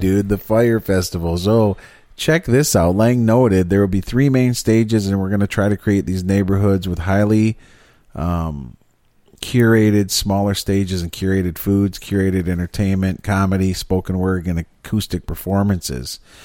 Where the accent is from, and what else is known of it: Michigan, United States